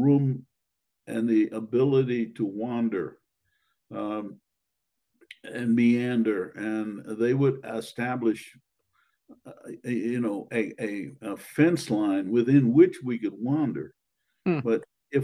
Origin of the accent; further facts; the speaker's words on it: Washington, District of Columbia, United States; I grew up in Washington, D.C.